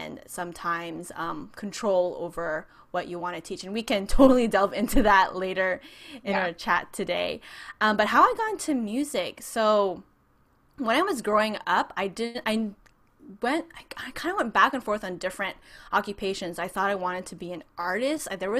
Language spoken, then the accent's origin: English; San Francisco Bay Area, California, United States; moved away as an adult; now in Orange County, United States; I'm actually originally from the San Francisco Bay Area. I grew up there and decided to move down to SoCal to go to Biola University